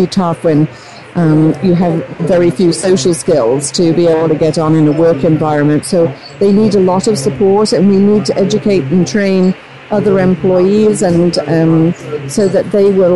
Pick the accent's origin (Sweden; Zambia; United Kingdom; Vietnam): United Kingdom; moved away; I'm originally from Great Britain.